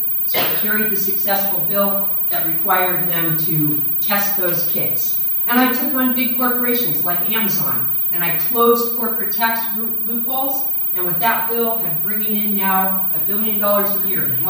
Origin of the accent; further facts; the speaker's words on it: Berkeley, California, United States; my hometown, Berkeley